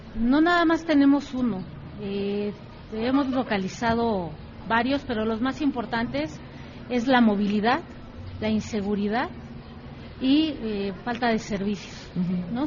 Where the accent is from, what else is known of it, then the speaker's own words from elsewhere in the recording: Mexico City, Mexico; Soy originaria de Coajimalpa. Aquí nací, aquí he crecido